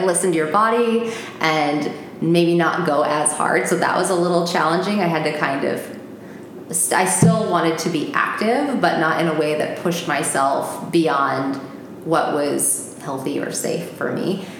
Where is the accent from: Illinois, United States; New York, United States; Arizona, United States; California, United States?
Arizona, United States; Phoenix; also born or lived in New Jersey; my parents live here in Phoenix, and I grew up here